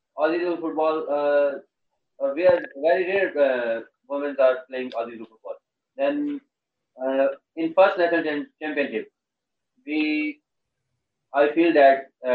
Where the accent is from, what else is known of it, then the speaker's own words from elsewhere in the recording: Islamabad, Islamabad Capital Territory, Pakistan; We are from Islamabad, Pakistan.